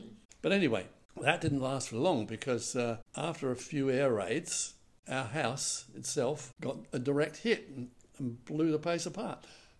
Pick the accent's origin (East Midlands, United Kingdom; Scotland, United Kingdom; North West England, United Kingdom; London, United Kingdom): London, United Kingdom; I was born in January of 1939. That was just at the beginning, right at the beginning of the war. And I experienced with my family some of the worst bombing in London at the time.